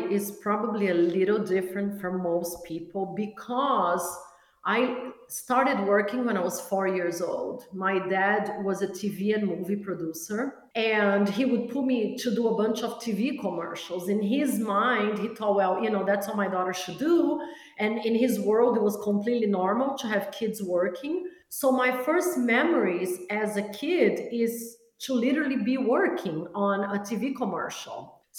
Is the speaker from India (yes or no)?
no; Brazil; born there; Yeah, my mom was Brazilian, so I was born in Brazil.